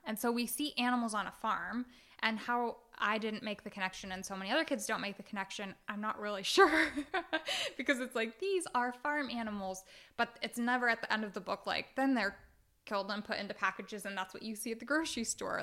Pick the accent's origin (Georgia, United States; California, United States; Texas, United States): California, United States; Oakland; I grew up in Oakland, California